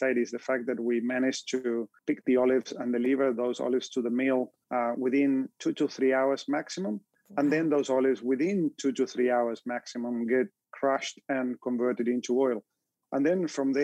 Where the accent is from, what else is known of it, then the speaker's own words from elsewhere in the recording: Argentina; moved away as an adult; also born or lived in Victoria, Australia; now in Australia; I'm originally from Argentina, but moved to Australia 20 years ago to join the company